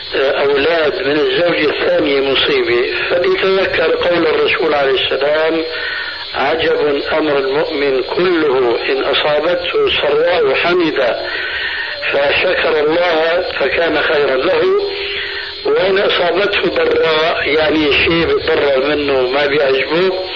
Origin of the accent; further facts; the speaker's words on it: Syria; عندنا في سوريا